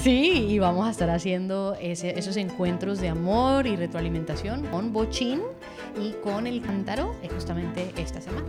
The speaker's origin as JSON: {"language": "Spanish", "town": "Cali", "region": "Valle del Cauca", "country": "Colombia", "tie": "born or raised there", "said": "Cali, la ciudad donde nació Despertar, donde nací yo también allá en Colombia."}